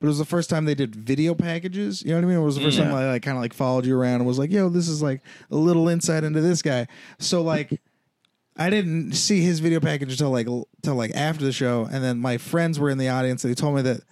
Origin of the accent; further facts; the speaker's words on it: Bay Area, California, United States; also born or lived in Temecula / San Jose; from the Bay Area originally, and then my family's from Los Angeles